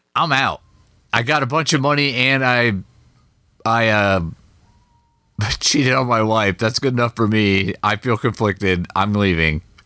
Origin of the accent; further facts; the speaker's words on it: Midwest, United States; I'm from the Midwest.